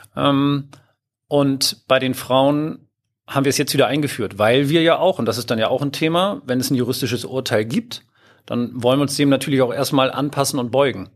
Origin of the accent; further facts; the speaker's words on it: Hamburg, Germany; moved away as an adult; now in Lower Saxony, Germany; Ich bin ursprünglich Hamburger